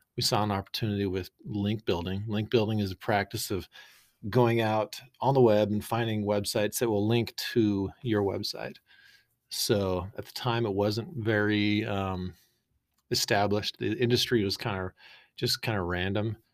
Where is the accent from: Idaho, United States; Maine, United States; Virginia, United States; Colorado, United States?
Idaho, United States; Boise; also born or lived in San Clemente, California; I'm from Boise